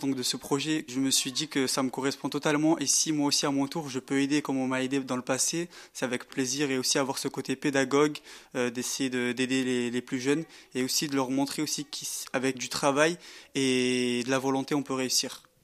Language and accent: French; Marseille, Provence-Alpes-Côte d'Azur, France; moved away as an adult; now in Grenoble, France; Je suis moi-même issu donc des, des, quartiers populaires, je viens de Marseille